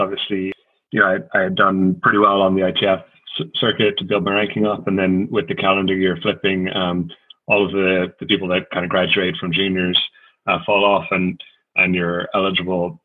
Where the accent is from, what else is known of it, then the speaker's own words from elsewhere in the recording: Ireland; growing up in Ireland